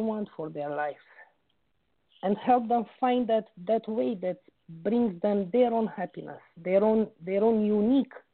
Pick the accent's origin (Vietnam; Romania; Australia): Romania; also born or lived in United Kingdom; now in Oxford, United Kingdom; I was born in Romania and I was raised there.